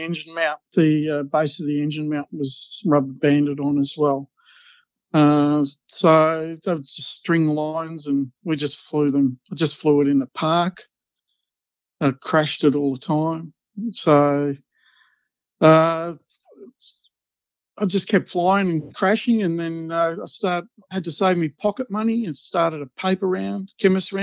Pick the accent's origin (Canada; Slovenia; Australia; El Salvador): Australia; now in Gippsland, Australia; I grew up in Alstonwick. Mum and Dad had a little terrace house in Alstonwick